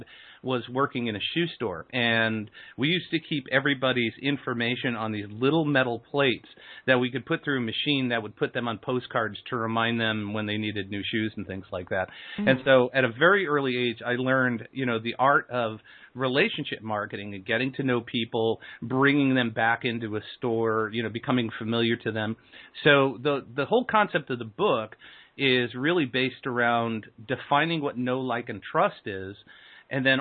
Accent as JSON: {"language": "English", "town": "Aurora", "region": "Illinois", "country": "United States", "said": "I'm from Aurora, Illinois"}